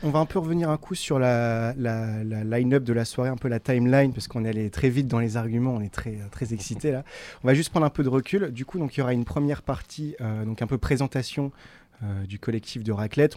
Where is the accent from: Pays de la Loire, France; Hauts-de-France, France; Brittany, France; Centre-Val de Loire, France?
Hauts-de-France, France; Tourcoing; je suis né, suis à Tourcoing